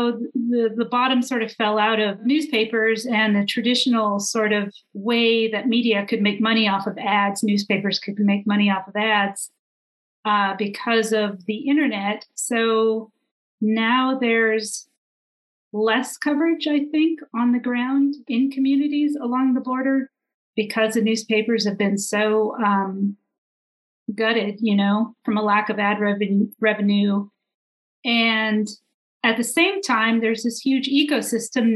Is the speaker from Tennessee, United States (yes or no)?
no; San Diego, California, United States; moved away; also born or lived in San Francisco; I grew up in San Diego near the border